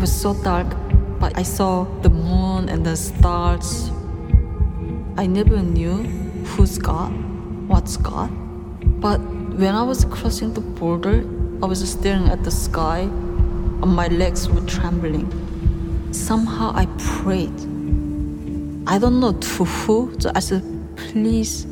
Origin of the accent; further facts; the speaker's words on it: North Korea; moved away; my hometown, a place I grew up living, was Utopia, is on the border right across from China